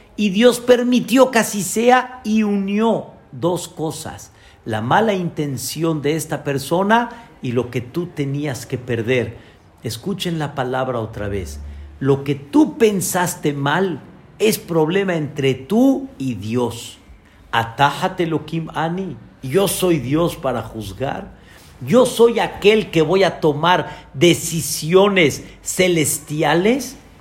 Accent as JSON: {"language": "Spanish", "country": "Mexico", "said": "como decimos nosotros aquí en México"}